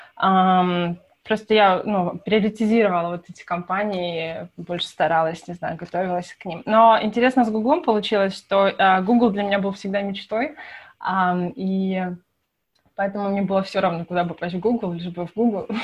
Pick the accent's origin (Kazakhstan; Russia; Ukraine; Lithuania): Ukraine; Kyiv; moved away as an adult; now in United States; вообще родом я из Киева